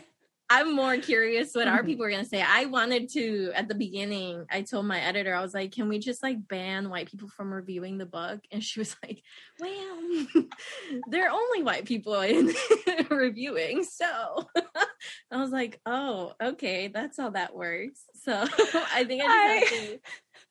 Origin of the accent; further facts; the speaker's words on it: Nicaragua; moved away; I grew up in Nicaragua, seeing all these white missionaries come to my country